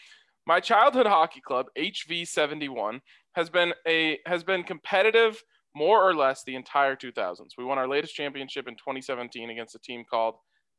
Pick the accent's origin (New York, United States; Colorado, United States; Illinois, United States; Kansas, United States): Colorado, United States; Denver; I mean, I grew up in the city, in downtown Denver.